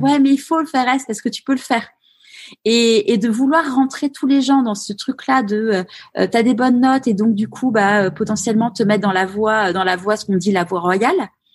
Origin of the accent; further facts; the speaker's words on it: Neuilly-sur-Seine, Île-de-France, France; j'ai grandi à Neuilly-sur-Seine